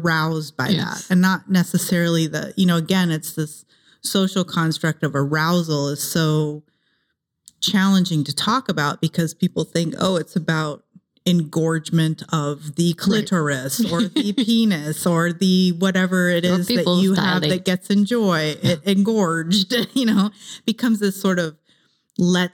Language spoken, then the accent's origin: English; Ohio, United States; also born or lived in San Jose, California; now in Los Angeles, United States; I grew up in Ohio